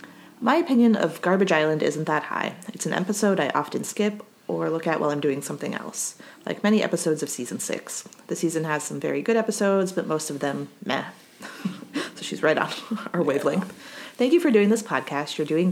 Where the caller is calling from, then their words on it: Switzerland; English is a second language; matching to all the Nora episodes now, and I'm a listener from Switzerland. Sorry for grammar mistakes, etc. English is my second language.